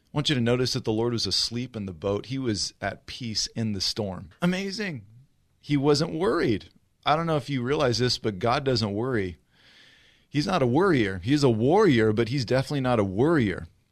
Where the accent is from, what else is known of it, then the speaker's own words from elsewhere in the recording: Riverside, California, United States; also born or lived in South Orange County / Los Angeles; Grew up here in Southern California, born and raised in Riverside